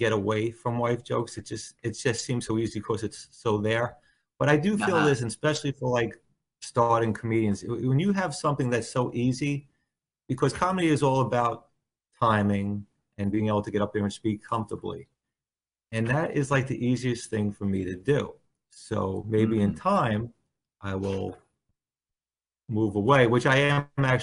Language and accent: English; Bayonne, New Jersey, United States; born or raised there; also born or lived in Staten Island